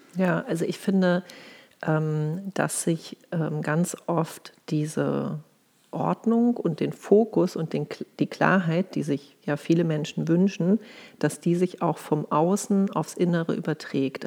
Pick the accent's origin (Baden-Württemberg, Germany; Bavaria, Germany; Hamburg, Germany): Hamburg, Germany; now in Berlin, Germany; Und ich komme eigentlich aus Hamburg, lebe aber schon länger in Berlin